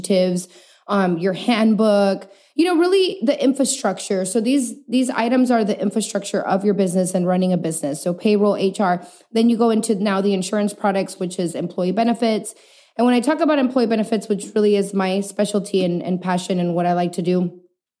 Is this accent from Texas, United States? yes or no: yes; El Paso, Texas, United States; moved away as an adult; also born or lived in Chihuahua, Mexico; now in San Antonio, United States; I'm born and raised in El Paso, Texas.